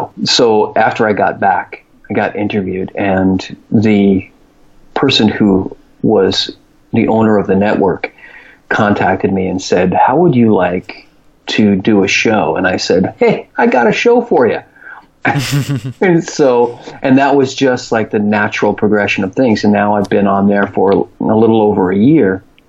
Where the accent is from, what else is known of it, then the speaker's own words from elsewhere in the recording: New York, United States; born there; I was born in New York, but I want to live in San Diego, California because of the climate